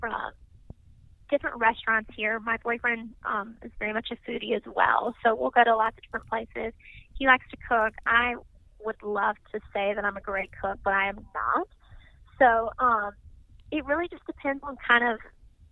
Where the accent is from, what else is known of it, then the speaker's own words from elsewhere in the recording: Mississippi, United States; moved away as an adult; also born or lived in Washington, D.C.; now in Louisville, United States; I'm from Mississippi